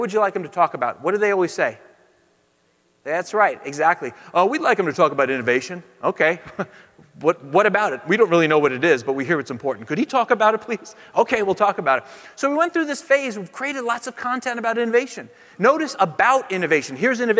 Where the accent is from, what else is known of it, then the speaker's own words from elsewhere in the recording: California, United States; I'm from the Bay Area, so legally I have to be a Democrat or they kick you out, right?